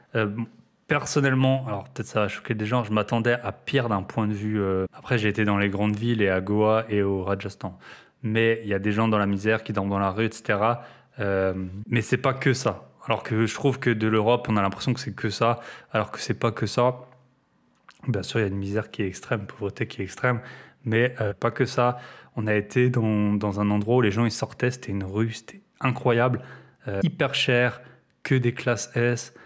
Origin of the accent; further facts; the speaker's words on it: France; en tant que Français